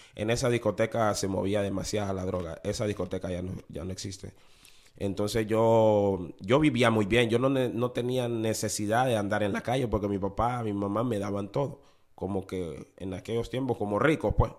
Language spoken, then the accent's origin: Spanish; Honduras; moved away as an adult; also born or lived in Panama City, Panama; now in New Orleans, United States; para mi edad de, los 19, por ahí 20 años, yo, yo salí de Honduras